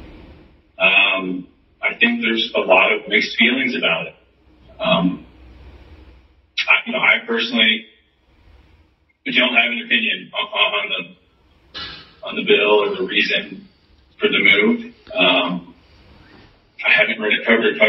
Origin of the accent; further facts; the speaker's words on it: Atlanta, Georgia, United States; I'm from Atlanta, grew up in Atlanta, went to college in Atlanta